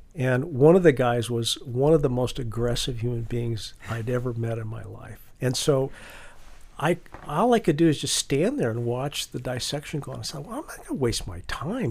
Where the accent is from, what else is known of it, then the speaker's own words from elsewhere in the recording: Cheyenne, Wyoming, United States; moved away; growing up in Cheyenne, Wyoming, 50,000 people